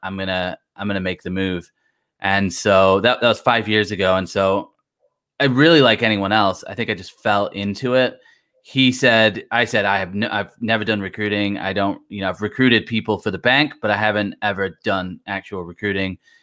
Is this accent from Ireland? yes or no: no; Blackpool, North West England, United Kingdom; now in United States; I'm originally from Blackpool